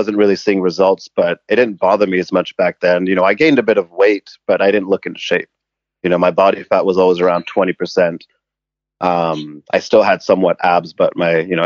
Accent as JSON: {"language": "English", "region": "England", "country": "United Kingdom", "tie": "born or raised there", "also_born_or_lived": "Canada", "moved": "as an adult", "lives_now": "Vancouver, Canada", "said": "I was born in Canada, but I grew up in England. And we moved back to Vancouver when I was 18"}